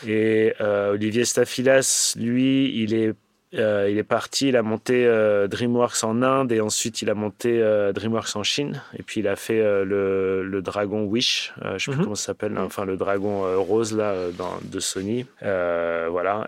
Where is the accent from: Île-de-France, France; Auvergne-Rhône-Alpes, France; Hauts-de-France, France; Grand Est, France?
Île-de-France, France; Paris; moved away as an adult; also born or lived in Los Angeles, United States; now in Montpellier, France; je viens de Paris